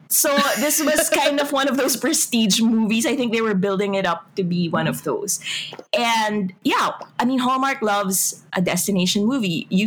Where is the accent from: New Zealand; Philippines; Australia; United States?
Philippines; heart as a Filipino.